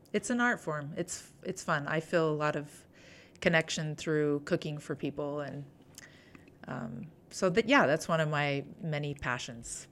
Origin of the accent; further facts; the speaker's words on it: Bountiful, Utah, United States; I grew up in Davis County, Bountiful